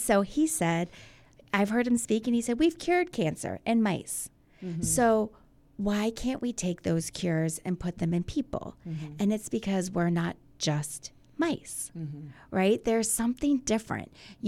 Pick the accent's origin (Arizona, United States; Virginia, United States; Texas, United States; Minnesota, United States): Virginia, United States; Virginia Beach; moved away as an adult; I'm from Virginia Beach. I grew up here.